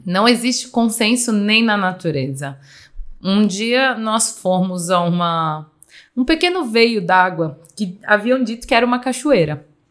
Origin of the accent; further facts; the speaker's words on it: Minas Gerais, Brazil; da terra, né, onde eu nasci, que é uma terra realmente banhada por belezas, Minas Gerais tem muitas cachoeiras